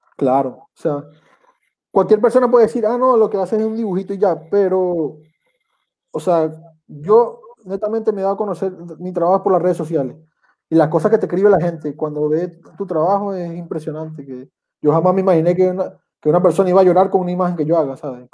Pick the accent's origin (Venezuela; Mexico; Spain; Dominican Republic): Venezuela; Andes; moved away as an adult; also born or lived in Caraballeda, La Guaira, Venezuela; now in Chile; yo que soy de los Andes